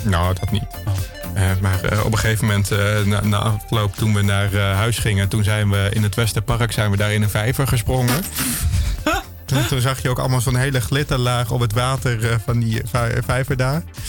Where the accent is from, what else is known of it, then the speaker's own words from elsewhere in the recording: Meppel, Drenthe, Netherlands; moved away; Meppel, waar ik vandaan kwam